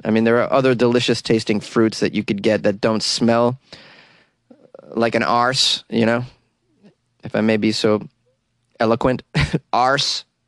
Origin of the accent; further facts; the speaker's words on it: Boston, Massachusetts, United States; I'm from Boston